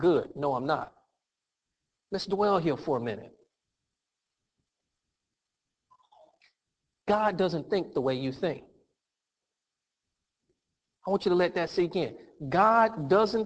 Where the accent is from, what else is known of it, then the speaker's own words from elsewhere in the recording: United States; I'm from America. This is where I grew up. I am American